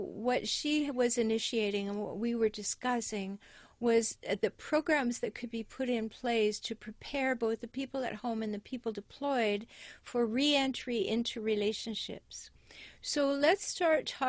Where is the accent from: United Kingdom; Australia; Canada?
Canada; I'm natively a Canadian